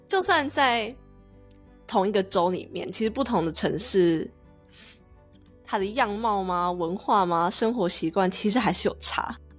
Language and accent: Chinese; Taiwan; now in United States; 我们台湾人申请 S S N